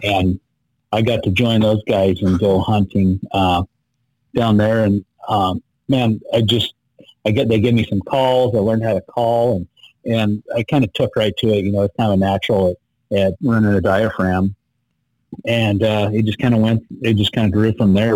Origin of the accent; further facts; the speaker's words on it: Idaho, United States; I was born and raised here in Idaho, uh, country boy.